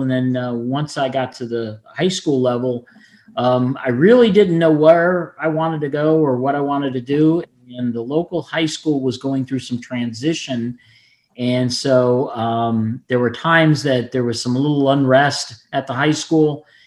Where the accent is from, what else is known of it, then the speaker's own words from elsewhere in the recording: Fort Lauderdale, Florida, United States; I'm one of very few people that's born and raised in Florida, and I'm still here